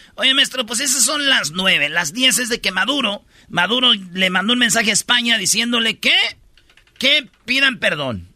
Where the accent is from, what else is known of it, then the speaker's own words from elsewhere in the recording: Mexico; soy mexicano, amo mi selección